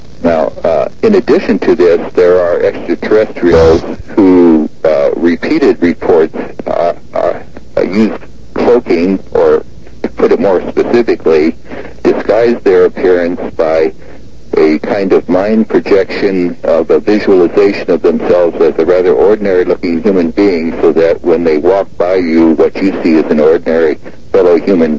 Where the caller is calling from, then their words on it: Seattle, Washington, United States; Seattle, Washington.